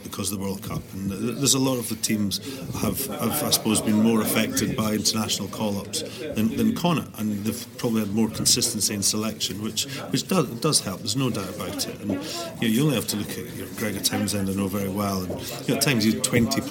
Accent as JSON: {"language": "English", "town": "Dundee", "region": "Scotland", "country": "United Kingdom", "said": "I'm from Dundee"}